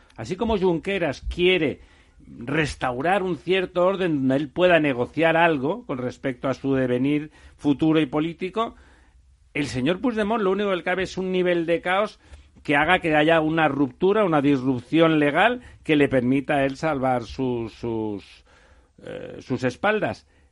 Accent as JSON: {"language": "Spanish", "region": "Catalonia", "country": "Spain", "said": "yo soy catalán"}